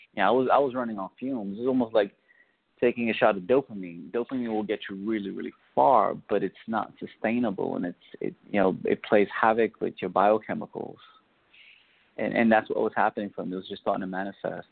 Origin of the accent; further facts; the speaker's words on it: New York City, New York, United States; I grew up in the South Bronx.